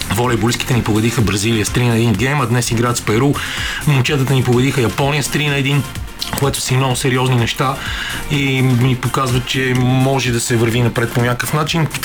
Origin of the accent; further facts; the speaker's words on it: Bulgaria; как ние, някакси и като българи и нашите много приятели, предполагам, въпреки че с сме малко от различни поколения, непрекъснато се стремим към някакъв друг свят